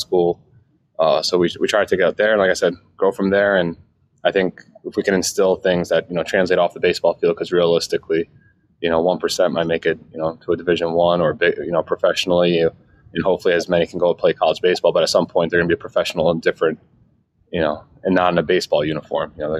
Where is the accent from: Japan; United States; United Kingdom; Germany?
United States; Northeast; also born or lived in New York / Pennsylvania; I grew up in the Northeast, you know, New York and Pennsylvania